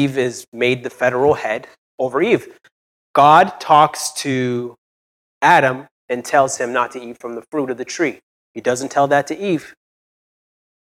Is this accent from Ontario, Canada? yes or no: yes; Brampton, Ontario, Canada; I'm from Brampton